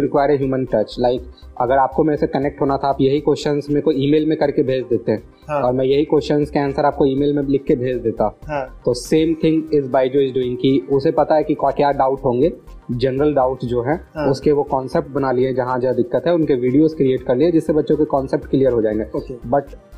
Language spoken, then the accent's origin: Hindi; Patna, Bihar, India; मेरे पास पटना के रिसोर्सेज थे मैं पटना से बिलोंग करता था मेरे पास एक घर था